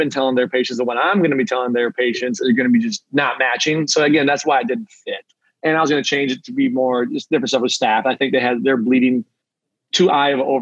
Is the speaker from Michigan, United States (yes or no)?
yes; Traverse City, Michigan, United States; I'm from Traverse City. I moved back.